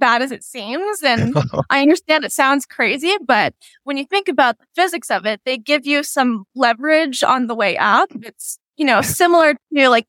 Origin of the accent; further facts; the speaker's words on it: Front Range, Colorado, United States; also born or lived in upstate New York; I was born and raised on the Front Range in Colorado, which is kind of what we refer to as like the, you know, Denver Boulder area